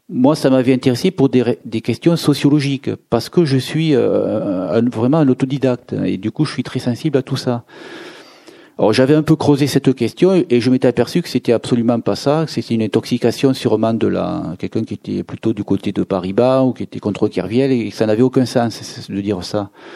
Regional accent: Béziers, Occitania, France; la région où je suis né, je suis né à Béziers

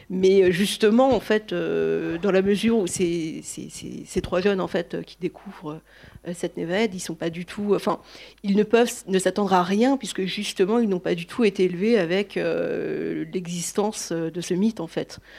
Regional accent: north of France, France; je suis originaire du nord de la France

